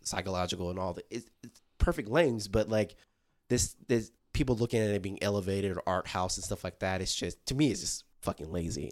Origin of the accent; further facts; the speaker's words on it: South Georgia, United States; I grew up in South Georgia